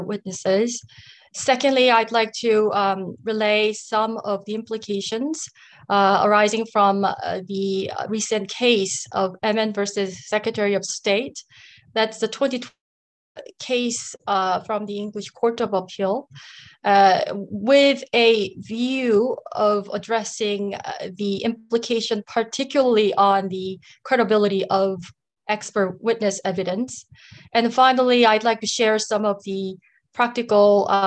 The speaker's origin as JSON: {"language": "English", "country": "United States", "said": "I am Korean American"}